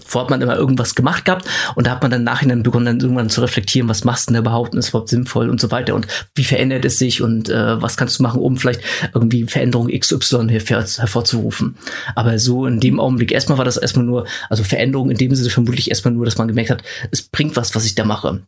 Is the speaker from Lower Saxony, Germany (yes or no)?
no; Schwerin, Mecklenburg-Vorpommern, Germany; moved away; ich komme aus Schwerin ganz ursprünglich